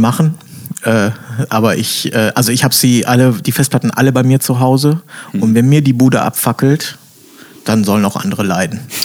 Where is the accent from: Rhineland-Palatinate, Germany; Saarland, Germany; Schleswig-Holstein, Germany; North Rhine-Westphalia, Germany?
North Rhine-Westphalia, Germany; Bielefeld; moved away; ich komme ja äh, ursprünglich aus Bielefeld